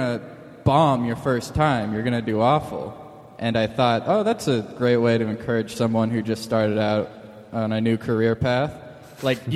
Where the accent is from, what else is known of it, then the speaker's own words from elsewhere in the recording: Lawrence, Kansas, United States; I grew up in Lawrence, Kansas